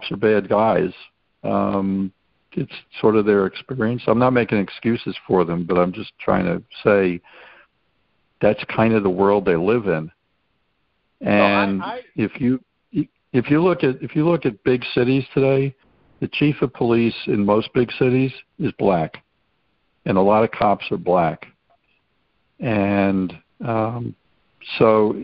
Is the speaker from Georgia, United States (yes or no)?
no; New York City, New York, United States; being a New Yorker and having been in New York City in 1968